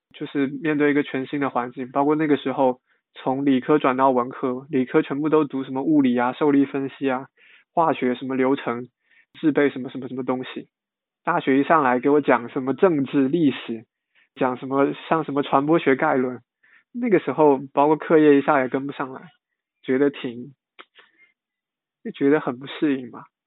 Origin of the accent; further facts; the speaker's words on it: Longyan, Fujian, China; moved away as an adult; now in Shanghai, China; 我来自福建龙岩，现在是华东师范大学新闻系大二的在读学生